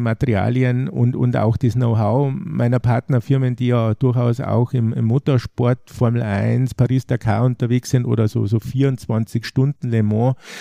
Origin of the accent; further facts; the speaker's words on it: Traunstein, Bavaria, Germany; hier in meiner Heimatregion